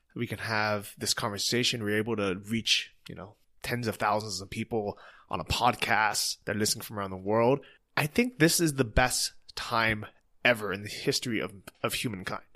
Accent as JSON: {"language": "English", "country": "United States", "first_language": "English", "moved": "yes", "said": "English is our first language, that we're native English speakers, Americans"}